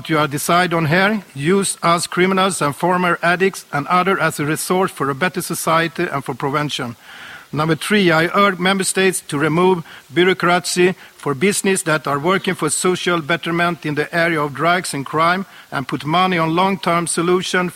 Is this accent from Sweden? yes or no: yes; Sweden; I was born and raised in Sweden